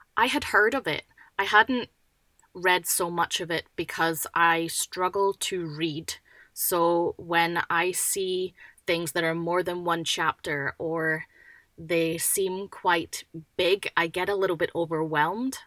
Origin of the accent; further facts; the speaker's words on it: Scotland, United Kingdom; now in Western Australia, Australia; I'm originally from Scotland